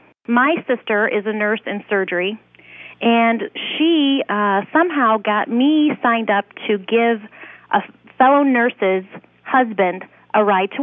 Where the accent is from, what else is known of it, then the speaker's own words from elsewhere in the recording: Adrian, Michigan, United States; Adrian, Michigan.